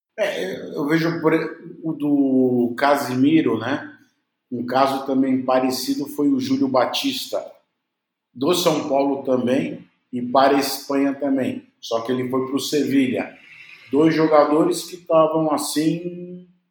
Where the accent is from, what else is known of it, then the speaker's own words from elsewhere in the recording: Uruguay; Eu sou uruguaio.